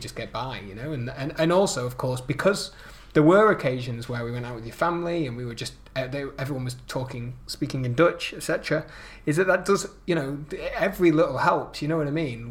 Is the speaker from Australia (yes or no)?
no; United Kingdom; now in Netherlands; being British